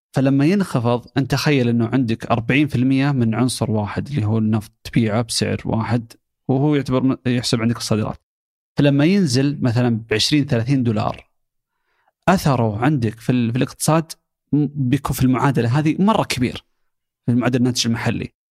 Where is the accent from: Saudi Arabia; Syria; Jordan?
Saudi Arabia; عندنا في السعوديه.